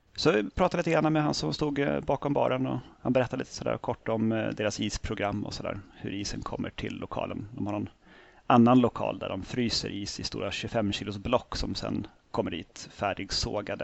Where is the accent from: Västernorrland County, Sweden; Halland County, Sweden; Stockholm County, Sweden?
Stockholm County, Sweden; Norrtälje; Jag är ju då från Norrtälje från början